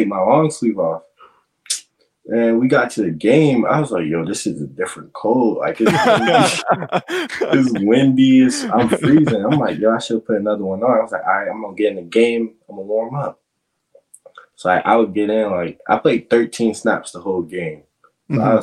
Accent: Virginia, United States; moved away; I'm from Virginia. I'm from the down south, man

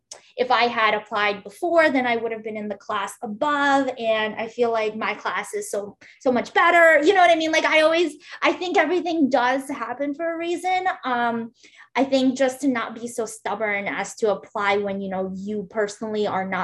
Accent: Uzbekistan; English is a second language; So for me, for example, I grew up in Uzbekistan and I speak Russian.

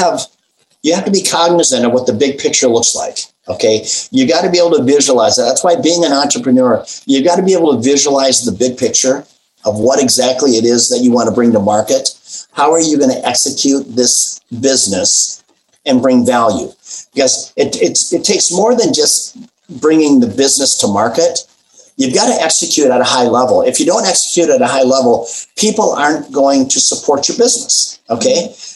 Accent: Midwest, United States; I've always been about comfort food. I grew up in the Midwest.

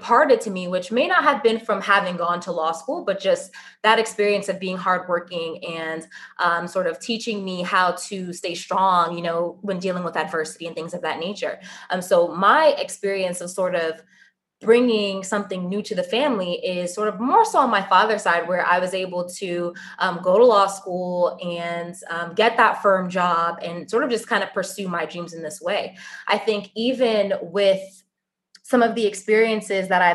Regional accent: New York City, New York, United States; moved away as an adult; also born or lived in Long Island, New York / Syracuse, New York; now in Boston, United States; I was born and raised in Queens, New York. And when I moved for high school, I moved to Long Island

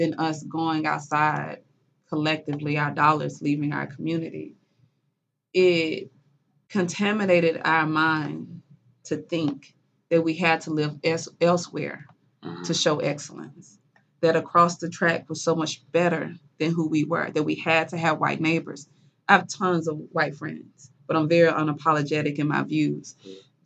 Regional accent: Mississippi, United States; moved away; I'm from Mississippi

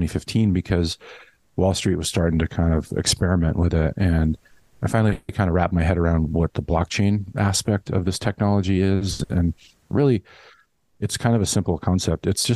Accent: Los Angeles, California, United States; moved away as an adult; also born or lived in San Francisco / New York City; back in LA, really liking it. It's my hometown

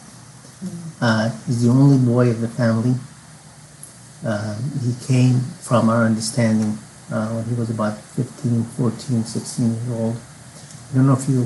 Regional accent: North Yemen, Yemen; I'm from the North

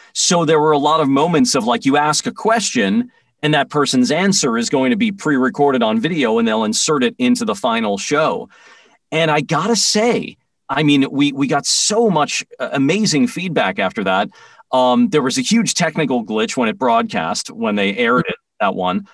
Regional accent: New York, United States; moved away; I grew up in New York

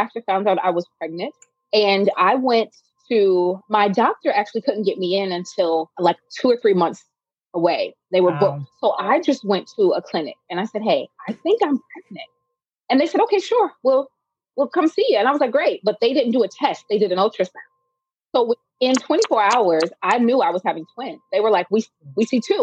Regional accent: Kentucky, United States; a little girl growing up in Kentucky

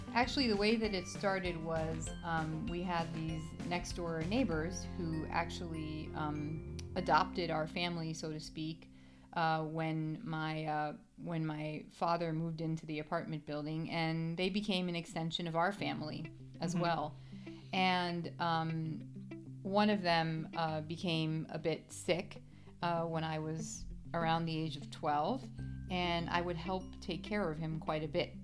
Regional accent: New York City, New York, United States; now in Scottsdale, United States; I grew up in the Bronx, New York

